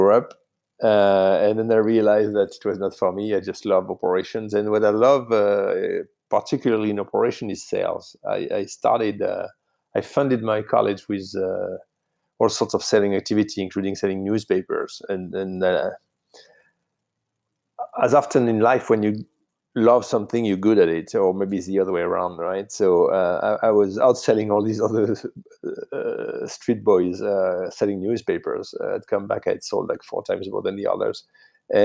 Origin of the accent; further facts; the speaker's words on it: south of France, France; English is a second language; moved away as an adult; now in United States; I grew up in France, in the south of France